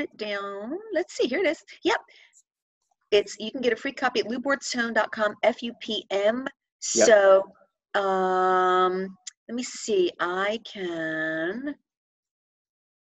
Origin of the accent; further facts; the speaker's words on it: Philadelphia, Pennsylvania, United States; moved away; also born or lived in New Jersey; I'm from Philadelphia originally